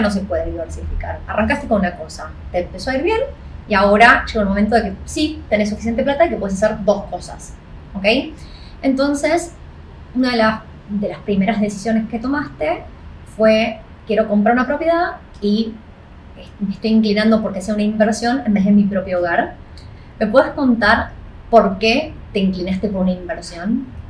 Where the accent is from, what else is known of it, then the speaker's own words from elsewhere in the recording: Argentina; now in Australia; argentino igual que yo